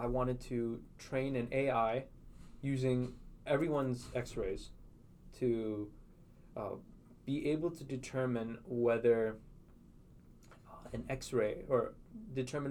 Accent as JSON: {"language": "English", "country": "United States", "said": "as an American citizen"}